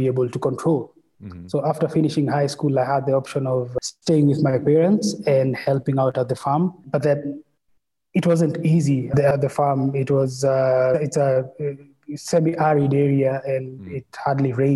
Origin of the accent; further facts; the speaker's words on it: Nairobi, Kenya; born and raised in Nairobi, and all my life